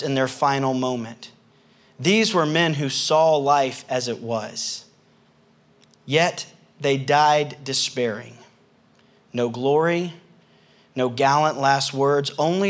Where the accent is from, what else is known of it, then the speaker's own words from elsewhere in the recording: the South, United States; accent: southern; my southern accent